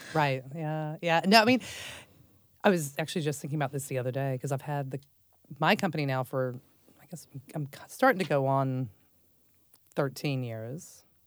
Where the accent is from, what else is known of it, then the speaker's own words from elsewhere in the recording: Dallas, Texas, United States; I grew up in Texas and Dallas um, from a very large family.